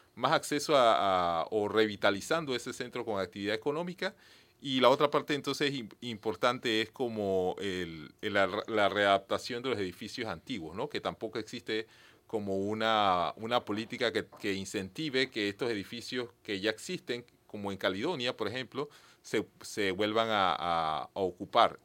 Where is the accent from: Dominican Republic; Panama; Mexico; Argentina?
Panama; Penonomé, Coclé; Yo soy de Peronomé, también